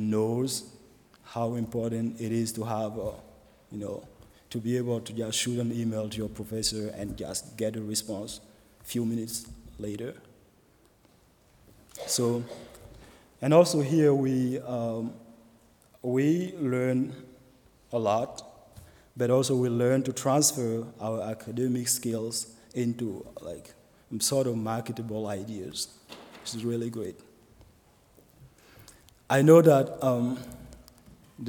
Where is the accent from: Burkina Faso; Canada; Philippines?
Burkina Faso; moved away as an adult; now in Goshen, United States; the culture of my home country, Burkina Faso